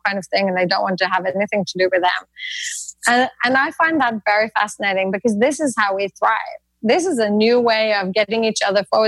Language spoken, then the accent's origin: English; Norway; I'm from Norway